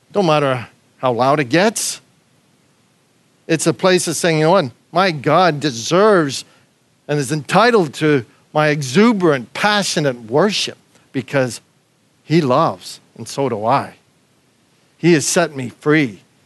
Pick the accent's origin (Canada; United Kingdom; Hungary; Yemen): Canada; moved away as an adult; now in Australia; me as a Canadian